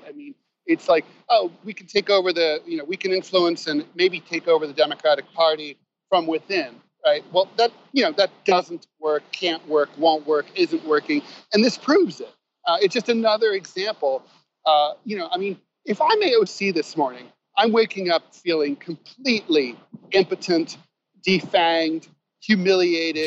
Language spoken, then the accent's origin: English; Dayton, Ohio, United States; my hometown of Dayton